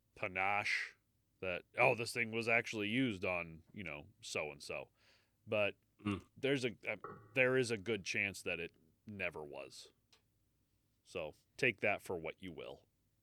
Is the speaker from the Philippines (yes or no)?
no; United States; We're American, goddammit.